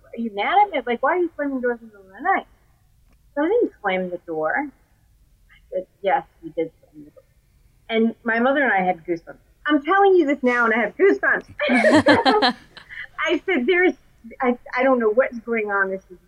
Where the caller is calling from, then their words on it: Raleigh, North Carolina, United States; I'm recalling from Raleigh, North Carolina.